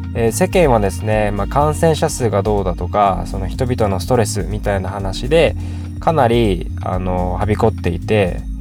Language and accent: Japanese; Kyushu, Japan; moved away as an adult; now in Tokyo, Japan; 僕自身もともと九州の比較的田舎から上京してきてもう約10年ぐらいになる